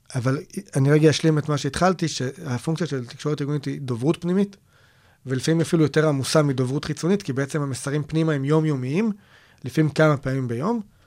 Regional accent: Israel; also born or lived in Nir Banim, near Kiryat Gat; בבסיס שלנו, אנחנו ישראלים

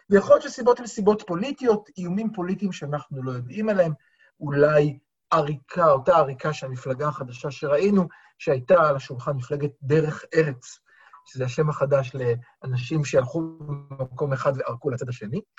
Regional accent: Tel Aviv, Tel Aviv District, Israel; הציבור התל אביבי כתל אביבי, שתקפו

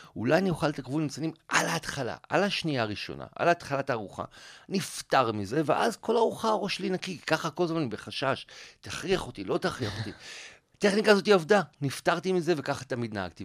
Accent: Israel; אני ואתה אולי בתור ישראלים

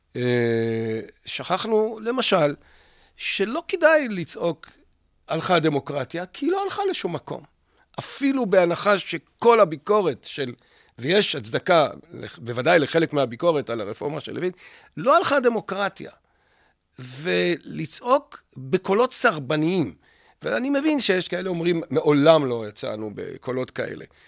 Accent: Israel; also born or lived in Jerusalem; ממשכון המזרח ומשדרות, איפה שגדלתי, בשנות ה-60

